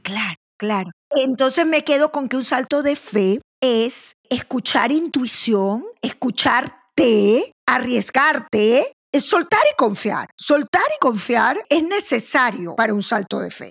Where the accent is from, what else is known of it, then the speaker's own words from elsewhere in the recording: Maracaibo, Zulia, Venezuela; moved away; Yo soy de Maracaibo, yo soy caribeña.